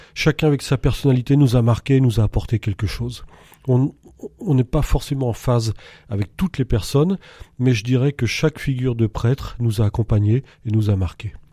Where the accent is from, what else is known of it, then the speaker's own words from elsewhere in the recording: Montceau-les-Mines, Saône-et-Loire, Bourgogne-Franche-Comté, France; moved away as an adult; now in Montluel, France; je suis originaire de Saône-et-Loire, de mont mines j'ai quitté pour mes études